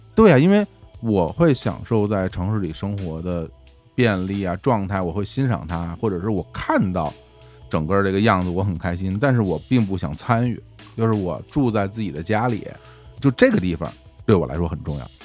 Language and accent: Chinese; Beijing, China; now in Dali, China; 我小时候在顺义那村里边儿，平原地区